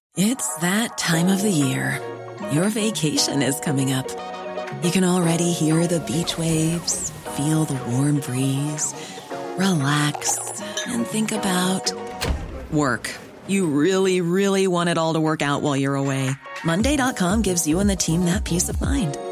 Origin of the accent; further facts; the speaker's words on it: San Jose, California, United States; moved away as an adult; also born or lived in San Francisco; I grew up in San Jose.